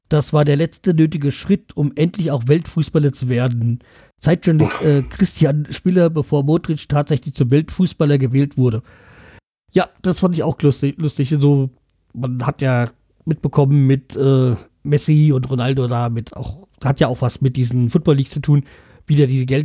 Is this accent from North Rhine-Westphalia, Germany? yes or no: yes; North Rhine-Westphalia, Germany; ich bin ein Kind des Ruhrgebiets. Da antwortet man auf die Frage nach Nationalität mit Schalke, Dortmund oder Bochum.